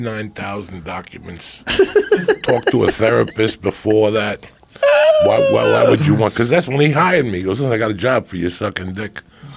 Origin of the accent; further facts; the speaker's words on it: New Jersey, United States; also born or lived in Cuba; when I was growing up in Jersey. Like I did all that craziness in Jersey.